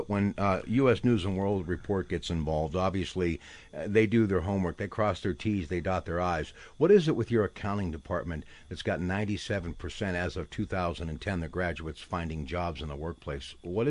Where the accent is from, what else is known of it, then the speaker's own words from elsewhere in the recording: New Brighton, Pennsylvania, United States; in New Brighton, which is my hometown